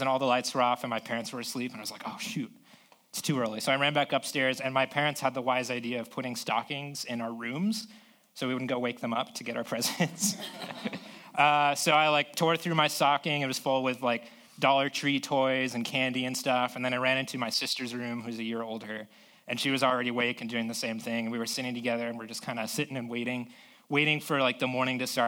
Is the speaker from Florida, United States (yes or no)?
yes; South Florida, United States; now in San Diego, United States; I grew up in South Florida